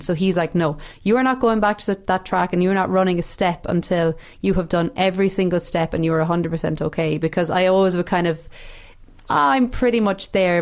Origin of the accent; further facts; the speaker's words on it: Ireland; moved away; being Irish over there